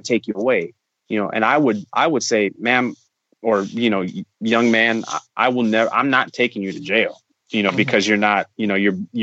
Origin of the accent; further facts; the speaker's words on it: East Chicago, Indiana, United States; growing up in East Chicago